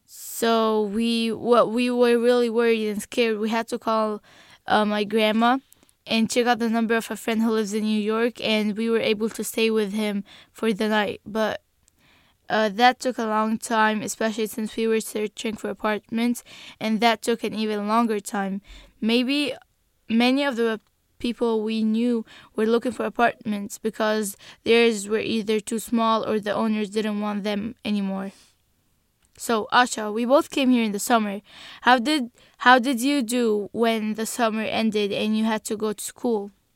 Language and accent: English; Egypt; English is a second language; now in United States; I'm from Egypt.